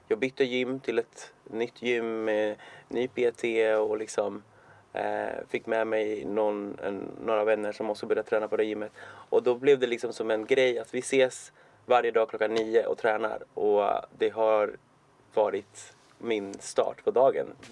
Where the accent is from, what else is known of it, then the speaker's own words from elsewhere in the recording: Cuba; now in Sweden; jag är från Kuba ursprungligen